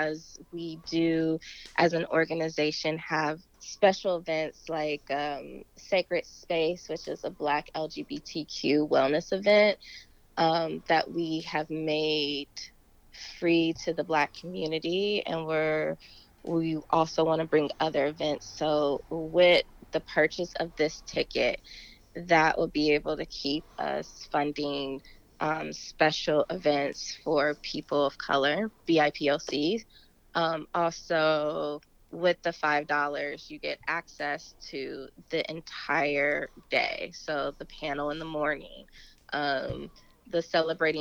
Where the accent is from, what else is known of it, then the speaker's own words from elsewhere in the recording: Dayton, Ohio, United States; moved away; I am originally from Dayton, Ohio